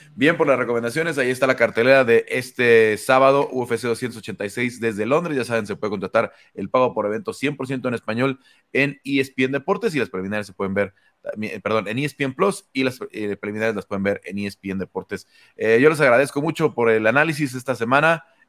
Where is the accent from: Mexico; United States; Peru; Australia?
Mexico; como mexicanos